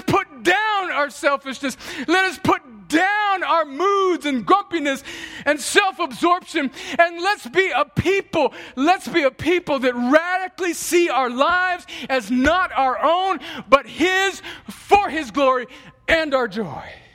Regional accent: United States; as American Christians

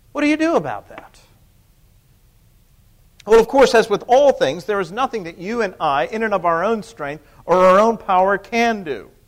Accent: Pennsylvania, United States; I think most of you know I'm from Pennsylvania.

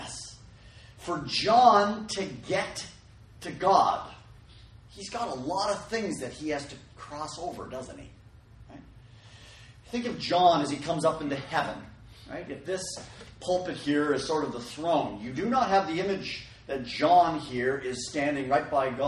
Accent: Canada; now in California, United States; I grew up in Canada

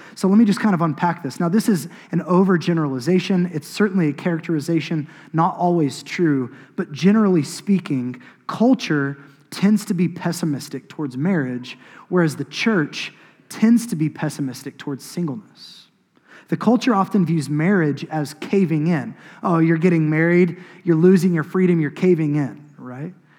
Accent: Choctaw, Oklahoma, United States; I grew up in Choctaw. I grew up on an acreage.

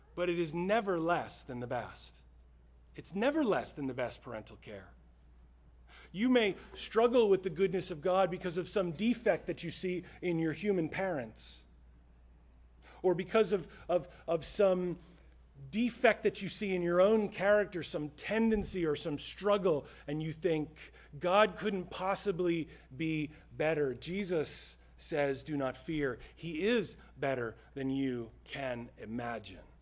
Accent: United States; American Christians

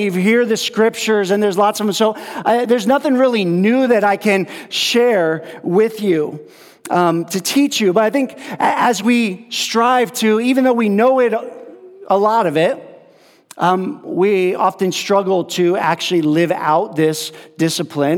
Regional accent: upstate New York, United States; moved away as an adult; also born or lived in California / Mexico; I grew up in New York, so um, in upstate New York

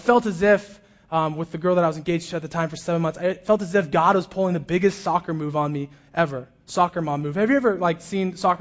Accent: Orange County, California, United States; I grew up in Orange County as a pastor's kid.

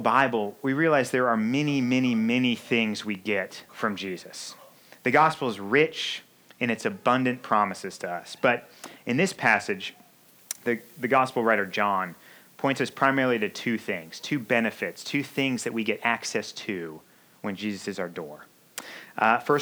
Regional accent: Missouri, United States; now in Chicago, United States; I grew up in Missouri

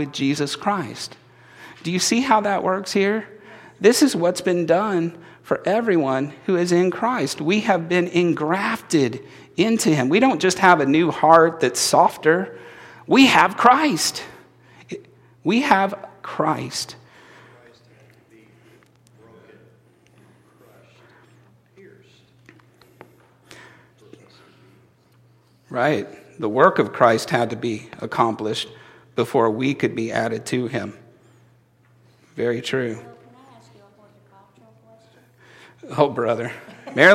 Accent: Indiana, United States; I'm from Indiana, that's just how we talk.

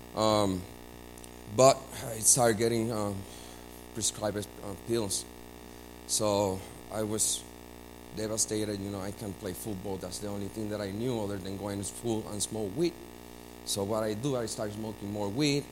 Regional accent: Puerto Rico; I was born and raised in Puerto Rico

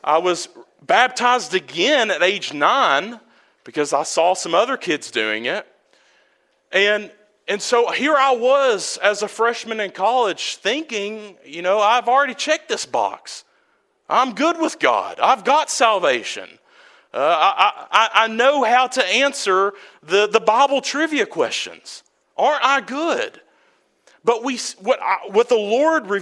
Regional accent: Prestonsburg, Kentucky, United States; also born or lived in Tuscaloosa, Alabama / Birmingham, Alabama; I was born in Tuscaloosa, Alabama. We lived in Birmingham for a while. And then once my parents split, my mother came back to Prestonsburg, where she was from

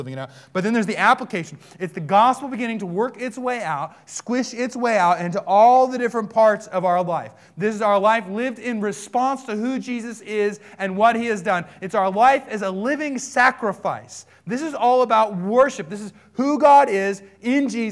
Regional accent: United States; I was born in America

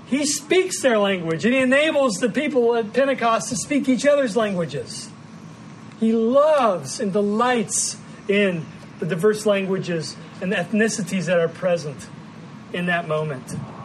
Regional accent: Chicago, Illinois, United States; accent: Midwestern; also born or lived in Indiana / Missouri; now in Ohio, United States; I grew up in the Midwest of the United States, Indiana, and then Ohio, and then Missouri, and now Ohio again. I was born in Chicago, so that's kind of where I grew up.

